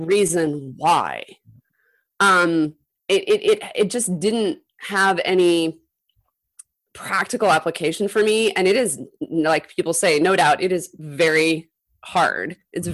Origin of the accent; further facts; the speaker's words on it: Utah, United States; moved away as an adult; also born or lived in Illinois; growing up in Utah